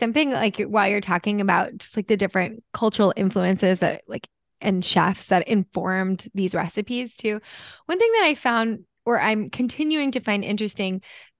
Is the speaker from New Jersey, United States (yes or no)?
yes; New Jersey, United States; moved away; also born or lived in Japan; And I'm originally from New Jersey and I'm Italian.